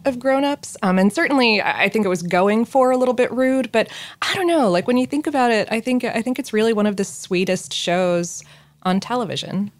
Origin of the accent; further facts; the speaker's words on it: South Florida, United States; growing up in South Florida